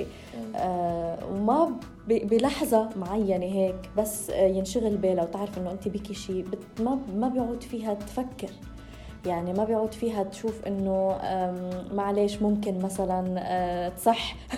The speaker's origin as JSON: {"language": "Arabic", "country": "Lebanon", "said": "كوني أنا من لبنان"}